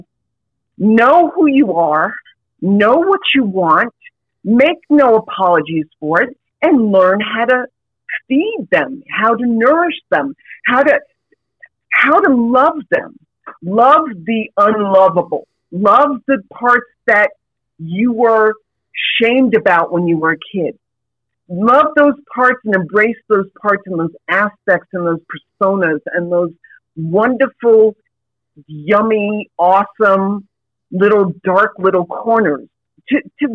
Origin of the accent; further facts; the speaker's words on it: New York City, New York, United States; I grew up in New York City, if you can't tell from the voice, but I grew up in New York City